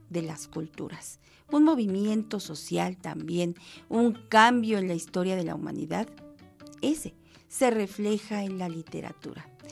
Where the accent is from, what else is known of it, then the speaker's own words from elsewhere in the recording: Mexico; somos mexicanos todos los días